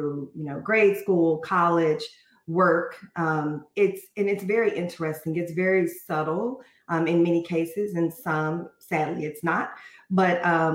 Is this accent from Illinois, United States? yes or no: no; Fort Worth, Texas, United States; as African-Americans growing up in an area, I'm from Texas, from Fort Worth.